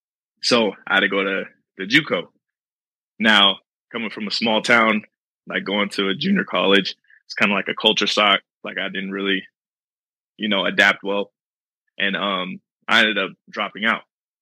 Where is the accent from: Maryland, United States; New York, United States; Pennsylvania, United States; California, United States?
California, United States; So I was born and raised in Twin Falls, California. It's a military town, but it's also in the middle of nowhere.